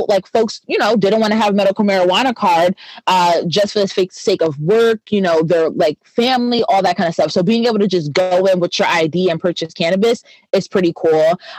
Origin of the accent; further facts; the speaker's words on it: Pennsylvania, United States; moved away as an adult; now in Detroit, United States; So as a Detroiter, originally I'm from the East Coast, I'm from Pennsylvania. I've moved here and lived here for the last 5 years.